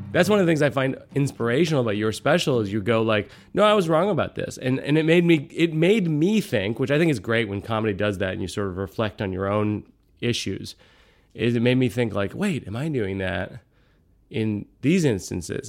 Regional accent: Boston, Massachusetts, United States; the ninth and tenth show in my hometown

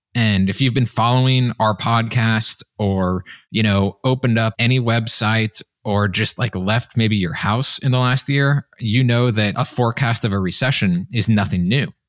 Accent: Kansas City, Missouri, United States; my hometown of Kansas City

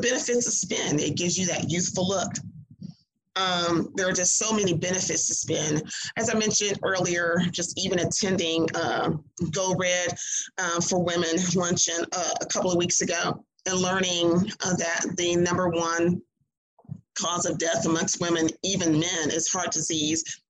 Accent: Mississippi, United States; moved away as an adult; also born or lived in Clarksville, Tennessee; I grew up in Mississippi

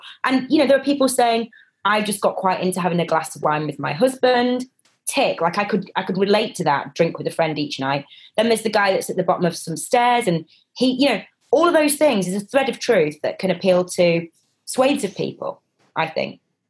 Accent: Manchester, North West England, United Kingdom; I'm from Manchester in the 90s. I think I drank a bit, right?

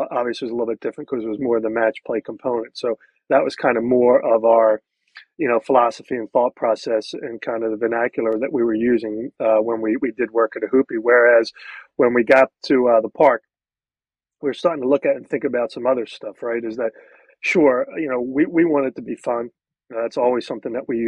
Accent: Philadelphia, Pennsylvania, United States; Growing up in Philadelphia, you know, I wasn't exposed to the private club, you know, lifestyle

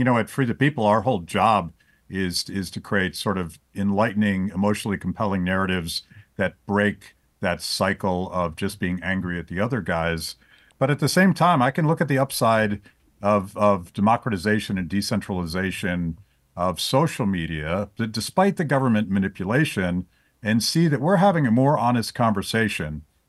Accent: Pennsylvania, United States; but I'm mostly just from Western Pennsylvania, where that is the only appropriate way to cook a steak.

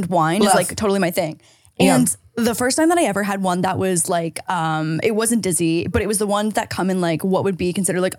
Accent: Canada; now in California, United States; I'm from Canada

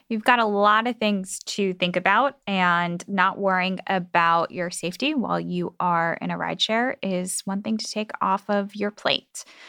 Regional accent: Midwest, United States; I'm from the Midwest too.

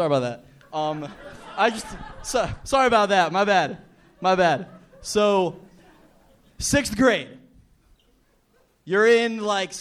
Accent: Miami Beach, Florida, United States; also born or lived in Fort Lauderdale; I grew up in Miami Beach, but I live in Fort Lauderdale.

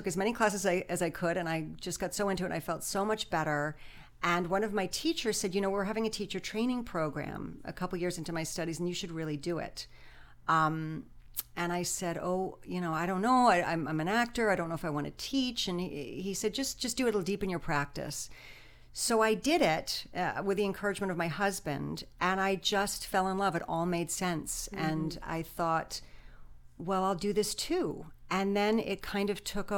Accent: New York City, New York, United States; also born or lived in Connecticut; now in Los Angeles, United States; I'm originally from New York City

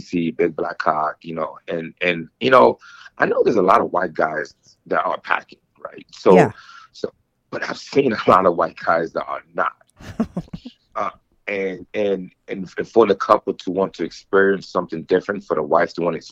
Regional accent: East Coast, United States; now in Colorado, United States; I'm from the East Coast

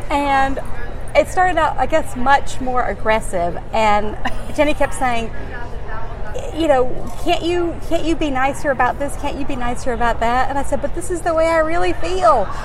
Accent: Alabama, United States; now in New York, United States; because growing up in Alabama, you know, as far as we knew, there were no gay men.

